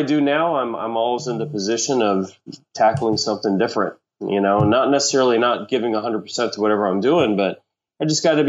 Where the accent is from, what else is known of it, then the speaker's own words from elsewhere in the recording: Kentucky, United States; also born or lived in Milwaukee, Wisconsin; I was born in Milwaukee. {S1} Okay. {S3} Raised in Kentucky.